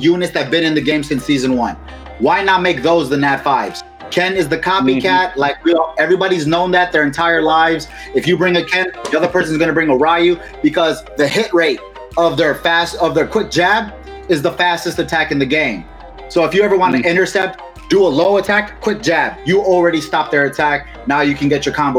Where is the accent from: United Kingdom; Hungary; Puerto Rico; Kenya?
Puerto Rico; Dorado; accent: Midwest; first language Spanish; English is a second language; moved away; also born or lived in Midwest; I was born and raised in Puerto Rico, so like my first language was always Spanish